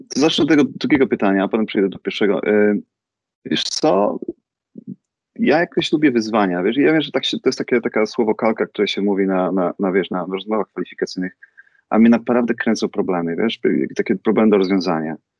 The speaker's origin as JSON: {"language": "Polish", "town": "Rzeszów", "region": "Subcarpathian Voivodeship", "country": "Poland", "also_born_or_lived": "Warsaw / London", "moved": "as an adult", "lives_now": "United States", "said": "ja jestem z Rzeszowa, jestem, jestem Polakiem z Rzeszowa"}